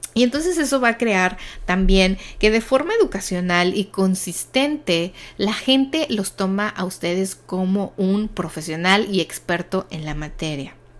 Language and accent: Spanish; Mexico; soy de México